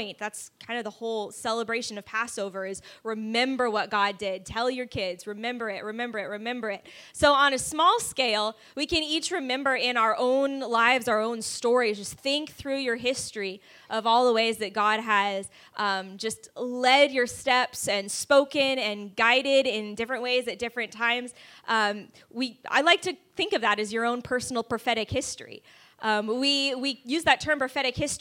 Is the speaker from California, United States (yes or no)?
yes; California, United States; moved away as an adult; also born or lived in Kansas City; now in Dallas–Fort Worth, United States; So I grew up in California, did school in Kansas City, and then moved here 6 years ago